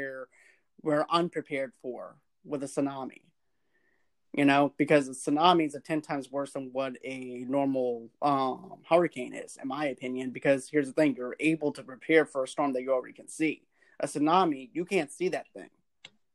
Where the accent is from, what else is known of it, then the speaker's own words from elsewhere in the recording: Boston, Massachusetts, United States; I grew up in Boston